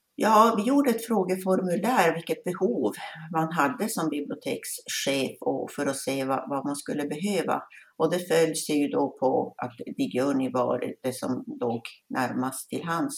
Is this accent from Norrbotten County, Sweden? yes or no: yes; Älvsbyn, Norrbotten County, Sweden; kommer jag från Älvsbyn här i Norrbotten